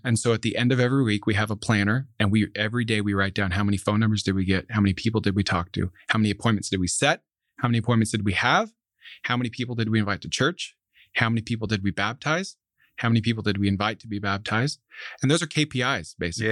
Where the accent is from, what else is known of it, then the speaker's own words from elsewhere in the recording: Central Florida, United States; moved away as an adult; also born or lived in Alabama; now in Dallas, United States; I grew up in Central Florida